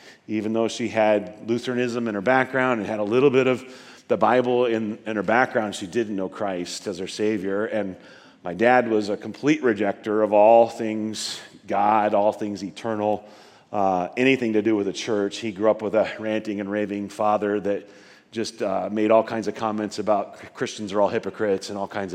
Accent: northeastern Nebraska, United States; I was born and raised in a little outside of a couple of little rural towns, northeastern Nebraska

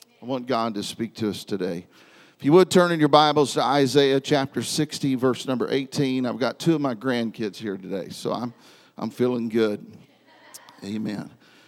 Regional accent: Independence, Missouri, United States; But I was born in Independence, Missouri. My father pastored in Kansas City, and so my first years of life were spent here in this area.

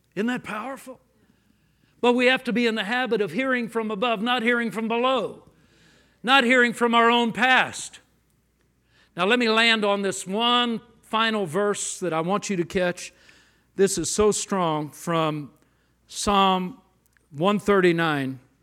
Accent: Los Angeles, California, United States; I grew up in Los Angeles

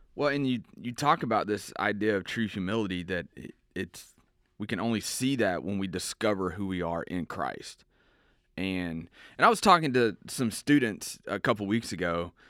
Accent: around Houston, Texas, United States; I grew up in Houston, or around, not in Houston, around Houston

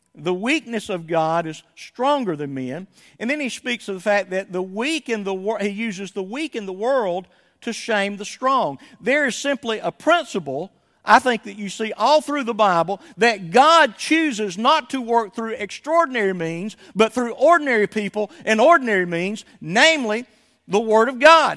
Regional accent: Somerville, Georgia, United States; moved away as an adult; When we left my hometown of Somerville, Georgia in nineteen ninety-five

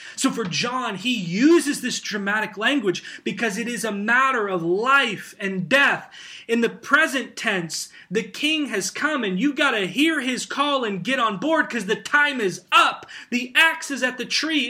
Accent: United States; as American Christians

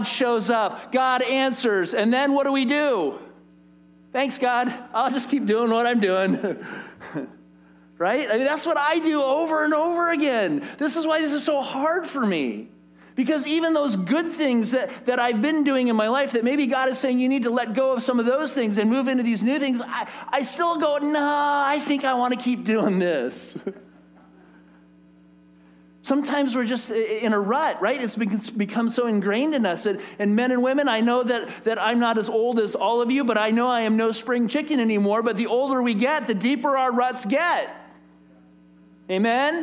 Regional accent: United States; especially as American people

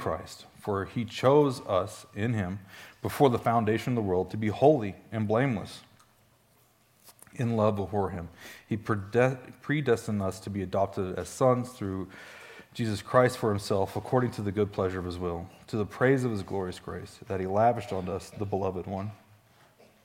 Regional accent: Stone County, Missouri, United States; I'm from Stone County, Missouri.

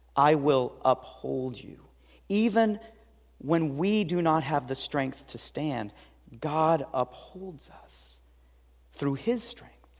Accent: Seattle, Washington, United States; I grew up in West Seattle

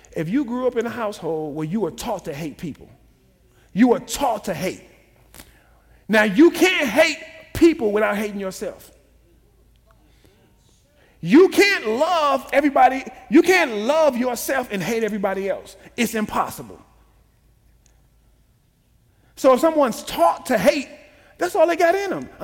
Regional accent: Chicago, Illinois, United States; I'm from Chicago, from the projects.

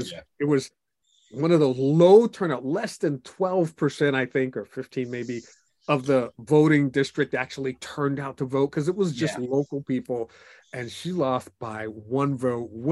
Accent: United States; even though I am a Christian, I'm an American

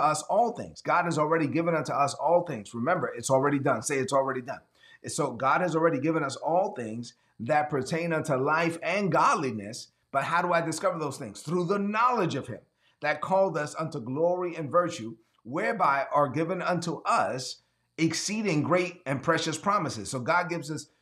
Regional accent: New York City, New York, United States; I'm from East New York

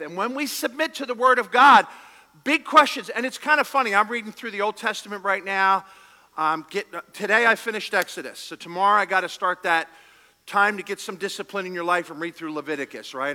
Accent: Philadelphia, Pennsylvania, United States; We're from Philadelphia

